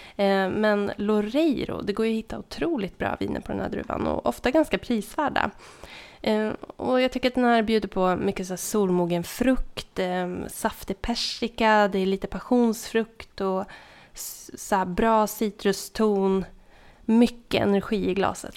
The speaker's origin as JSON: {"language": "Swedish", "region": "southern Norrland", "country": "Sweden", "moved": "yes", "said": "Jag kommer från södra Norrland"}